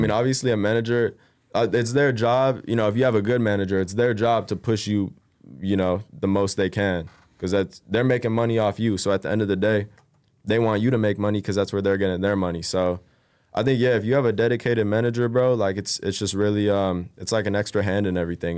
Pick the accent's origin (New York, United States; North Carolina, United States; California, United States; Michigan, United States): California, United States; Bay Area; also born or lived in Roseville, California / Rocklin, California; I moved out to the Bay Area, uh, when I was about, like, ten, yeah, like, ten, eleven. And, you know, uh, went to middle school there. Actually, I finished off elementary there, went to middle school, graduated high school in the Bay